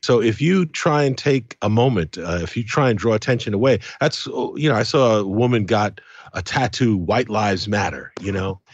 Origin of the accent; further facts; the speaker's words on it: United Kingdom; also born or lived in Caribbean; I'm Caribbean, I'm British, I, I've got mixed blood in me